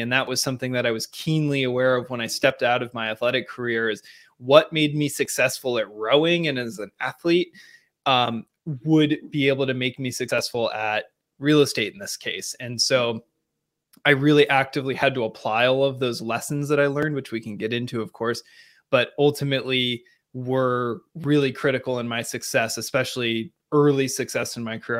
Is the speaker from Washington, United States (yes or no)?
yes; Seattle, Washington, United States; moved away; I grew up in a, uh, different part of the country, Seattle, Washington specifically.